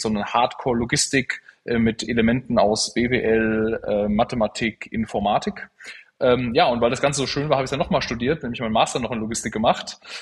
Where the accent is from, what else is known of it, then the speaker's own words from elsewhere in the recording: Central Hesse, Germany; eine Lehre zum Speditionskaufmann zu machen in Mittelhessen, da wo ich aufgewachsen bin.